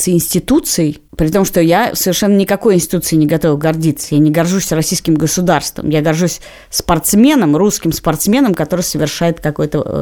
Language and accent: Russian; Latvia; мне приходилось некоторое время говорить, что я из Латвии.